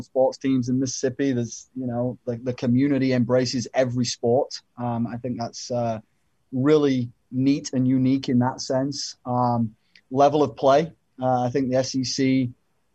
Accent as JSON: {"language": "English", "region": "England", "country": "United Kingdom", "tie": "born or raised there", "moved": "yes", "said": "growing up in England"}